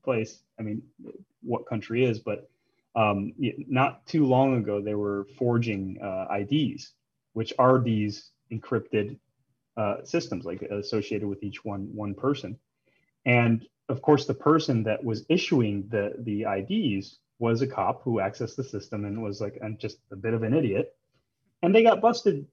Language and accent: English; Chicago, Illinois, United States; moved away as an adult; also born or lived in Ecuador / Tokyo; I was born and raised in Chicago